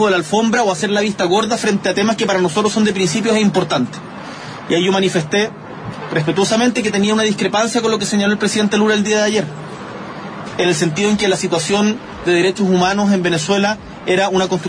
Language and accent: Spanish; Chile